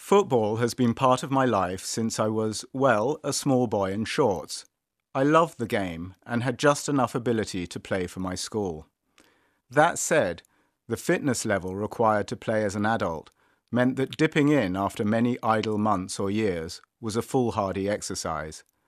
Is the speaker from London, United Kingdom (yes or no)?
yes; London, United Kingdom; Growing up in North London